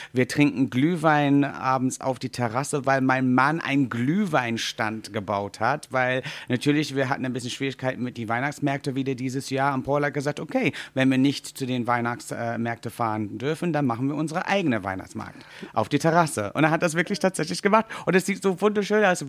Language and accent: German; England, United Kingdom; German is a second language; moved away; Wir als Engländer